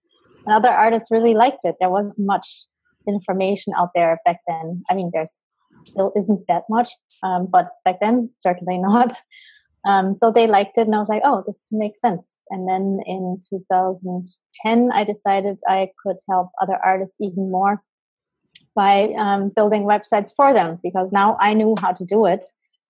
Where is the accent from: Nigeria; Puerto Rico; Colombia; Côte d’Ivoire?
Colombia; born there; because I was born in Colombia and my birth mom is Embera, which is an indigenous tribe who live on the west coast in Colombia.